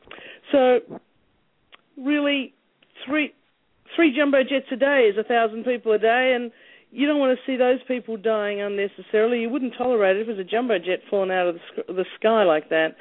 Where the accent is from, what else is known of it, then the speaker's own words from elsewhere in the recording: Australia; moved away as an adult; also born or lived in Harlem, New York / Baltimore; now in New York, United States; I'm originally from Australia